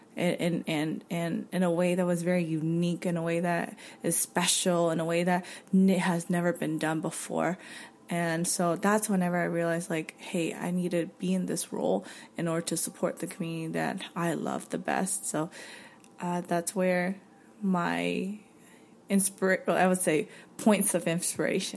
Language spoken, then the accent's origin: English; North Carolina, United States; now in Los Angeles, United States; growing up in North Carolina in a predominantly white community